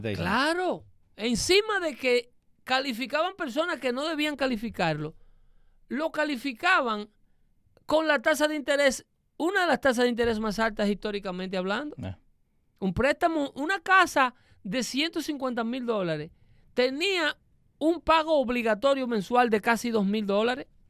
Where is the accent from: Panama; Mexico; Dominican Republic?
Dominican Republic; vengo de ahí, porque soy dominicano